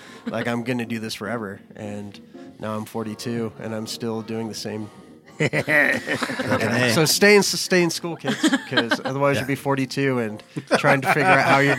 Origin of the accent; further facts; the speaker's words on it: Las Vegas, Nevada, United States; growing up in Vegas, we had this theater called The Huntridge.